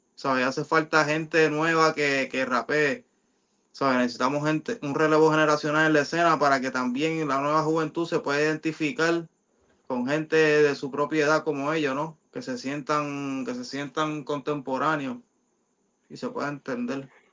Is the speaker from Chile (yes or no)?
no; Mayagüez, Puerto Rico; en la plaza pública de Mayagüez, de mi pueblo